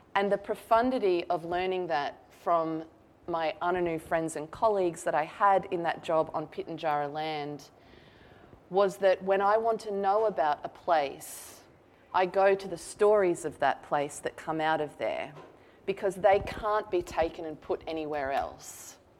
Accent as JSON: {"language": "English", "country": "Australia"}